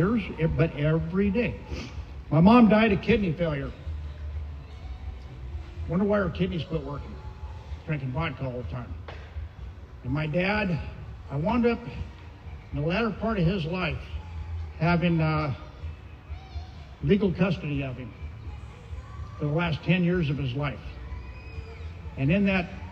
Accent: Santa Ana, California, United States; also born or lived in Albuquerque, New Mexico; settling in Santa Ana. I was 3 years old

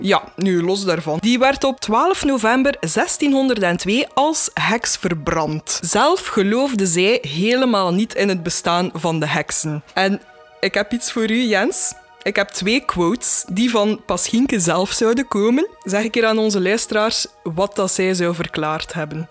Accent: Wetteren, Flanders, Belgium; ik zelf van Wetteren ben

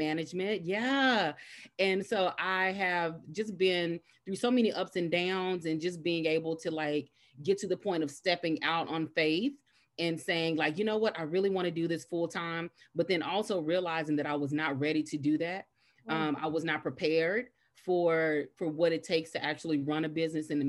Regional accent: Dallas, Texas, United States; originally born and raised in Dallas

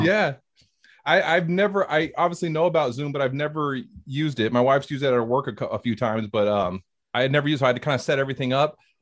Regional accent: Hayward, California, United States; moved away as an adult; now in Alabama, United States; I'm originally yeah. from California was uh, born and raised in the Bay Area, Hayward, California, and um, uh, now I live in the South, live in Alabama

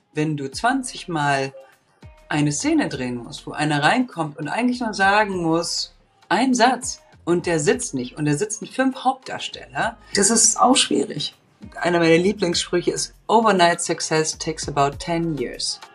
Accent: Bulgaria; moved away; also born or lived in Munich, Germany; Ich bin, wie gesagt, im Osten aufgewachsen, in Bulgarien geboren

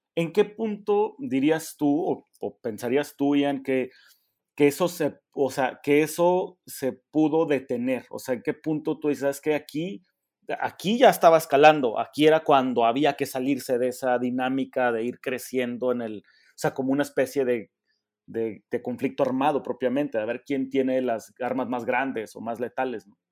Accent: Mexico; nosotros como mexicanos

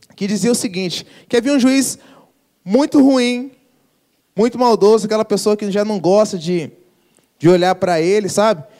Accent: Brazil; Sou brasileiro

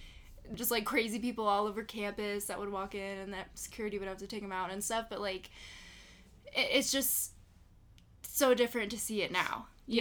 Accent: Las Vegas, Nevada, United States; I grew up in Las Vegas. I'm like third generation Las Vegas.

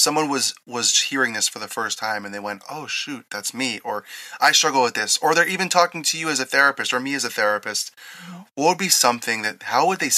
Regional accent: East Coast, United States; moved away as an adult; now in Las Vegas, United States; growing up on the East Coast

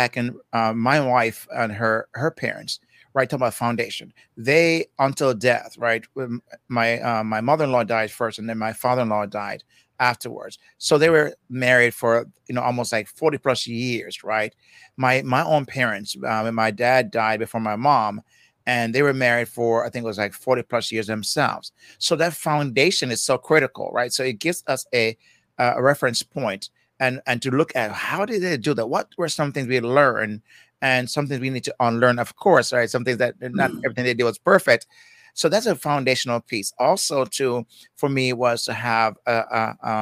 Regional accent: Jamaica; accent: Jamaican; I'm from Jamaica, so that's I call myself the, Jamaican guy

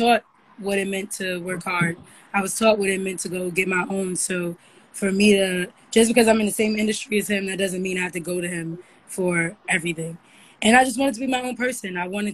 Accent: New York City, New York, United States; I lived a very normal childhood. I'm from Harlem. I went to a public school

